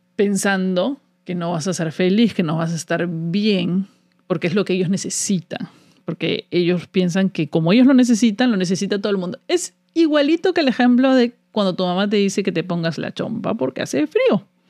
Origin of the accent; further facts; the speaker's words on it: Peru; moved away as an adult; now in United States; Yo he salido del Perú. Salí de Perú con una visa de trabajo